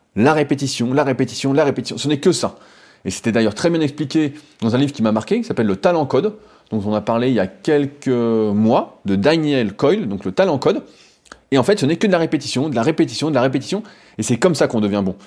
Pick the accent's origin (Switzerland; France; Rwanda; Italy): France; nous en tant que Français